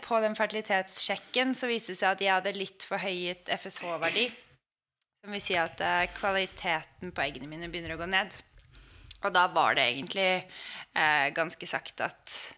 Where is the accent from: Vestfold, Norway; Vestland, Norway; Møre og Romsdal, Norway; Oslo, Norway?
Oslo, Norway; kommer fra Oslo og bor i Oslo.